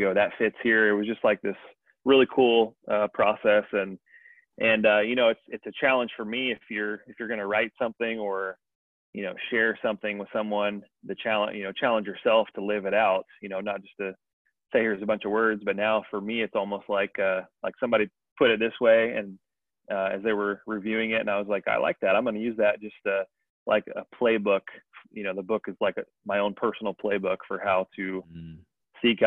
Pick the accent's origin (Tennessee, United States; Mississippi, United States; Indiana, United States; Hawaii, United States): Indiana, United States; growing up in Indiana